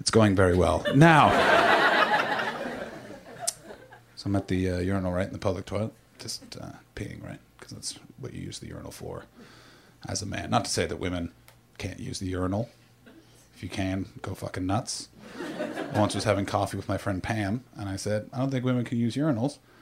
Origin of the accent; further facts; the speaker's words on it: Canada; moved away as an adult; also born or lived in England; now in United States; I just moved to America. I'm Canadian. And then I lived in England for 6 years